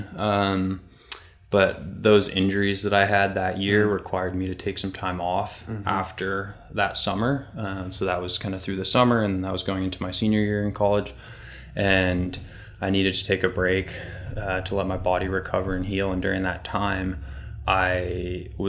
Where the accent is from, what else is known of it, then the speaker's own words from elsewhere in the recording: Marin County, California, United States; I grew up in Marin County, which is the birthplace of mountain biking